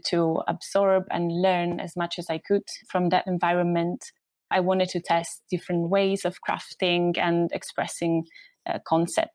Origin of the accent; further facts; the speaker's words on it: Southern Italy, Italy; moved away as an adult; also born or lived in Rome, Italy; now in London, United Kingdom; I'm from Italy, from south of Italy.